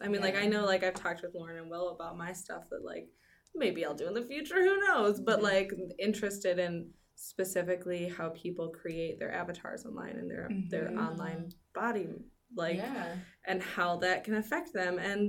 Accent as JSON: {"language": "English", "region": "Michigan", "country": "United States", "tie": "born or raised there", "said": "I'm from Michigan, lived here my whole life. I went to MSU for my undergrad, and now I'm still here."}